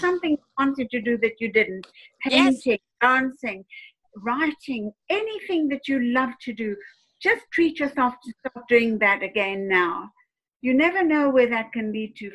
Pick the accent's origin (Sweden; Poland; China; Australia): China; moved away; also born or lived in South Africa / London; I'm from China